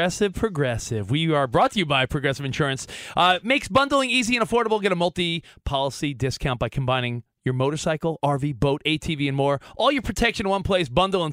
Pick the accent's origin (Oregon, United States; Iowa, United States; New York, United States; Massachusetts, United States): New York, United States; I grew up in New York.